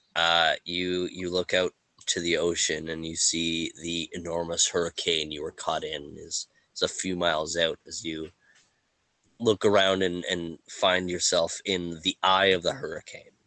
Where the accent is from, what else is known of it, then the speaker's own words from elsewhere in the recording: Canada; we're Canadian